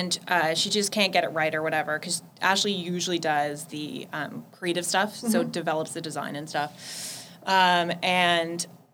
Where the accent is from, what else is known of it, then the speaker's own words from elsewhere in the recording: Petrolia, Ontario, Canada; I was born in a little town called Petrolia, which is 20 minutes outside of Sarnia